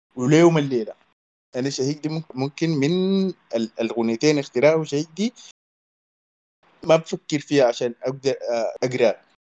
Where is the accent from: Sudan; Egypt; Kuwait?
Sudan; عندنا في السودان